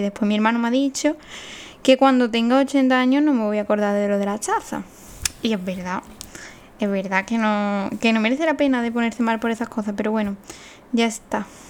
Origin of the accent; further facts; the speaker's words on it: Seville, Andalusia, Spain; moved away as an adult; also born or lived in Aranjuez / Getafe; yo soy de Sevilla. De un pueblo mm, perdido